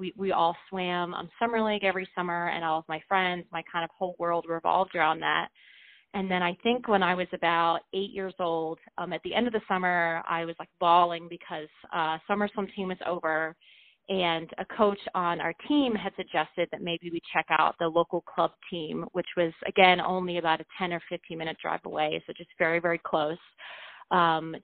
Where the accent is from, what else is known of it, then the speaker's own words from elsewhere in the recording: Richmond, Virginia, United States; where I grew up outside of Richmond, Virginia, in a suburb